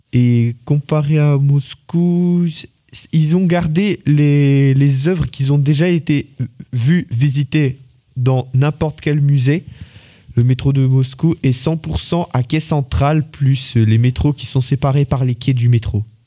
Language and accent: French; France; je suis né en France et mon père, il est né en Russie